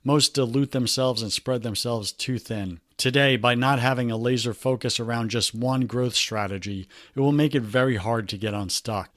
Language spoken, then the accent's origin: English; New York City, New York, United States; New York City. That's my hometown.